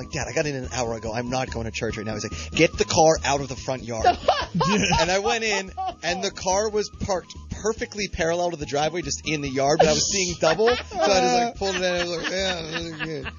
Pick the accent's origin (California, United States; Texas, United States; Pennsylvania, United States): Pennsylvania, United States; Pittsburgh; my local bar in my hometown of Pittsburgh is not even a mile from my home.